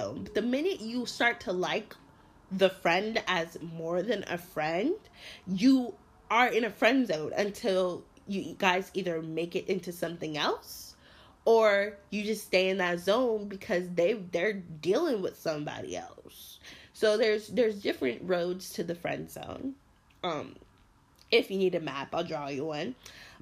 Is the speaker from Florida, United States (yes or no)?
yes; Miramar, Florida, United States; now in New York City, United States; I'm originally from Miramar, Florida, which is Broward County.